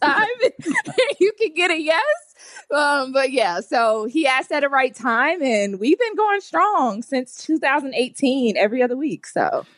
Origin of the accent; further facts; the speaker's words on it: Atlanta, Georgia, United States; I'm born and raised in Atlanta